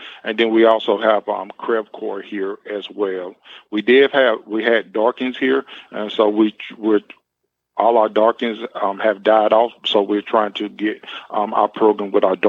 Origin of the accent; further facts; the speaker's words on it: Spartanburg, South Carolina, United States; now in Williamsburg, United States; I'm born and raised in South Carolina, Spartanburg, South Carolina. And I was raised up on a farm.